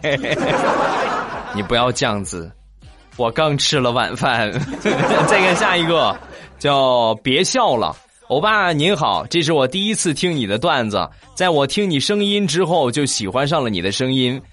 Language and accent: Chinese; Shandong, China; 我是一个山东人